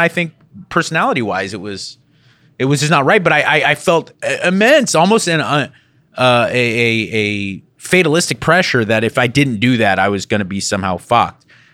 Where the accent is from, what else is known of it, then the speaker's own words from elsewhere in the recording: United States; born American